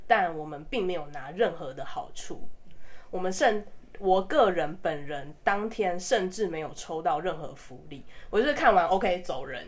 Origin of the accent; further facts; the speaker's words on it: Taiwan; 身为台湾人，我真的非常自豪啦